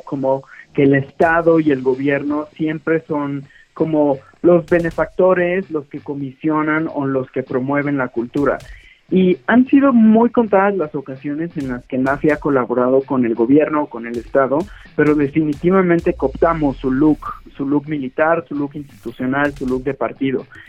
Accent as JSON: {"language": "Spanish", "country": "Mexico", "said": "siendo un estudiante mexicano"}